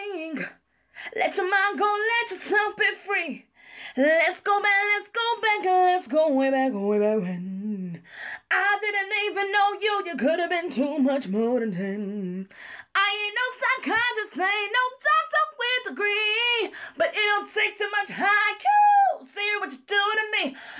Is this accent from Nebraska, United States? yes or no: no; New York City, New York, United States; I'm from Brooklyn, New York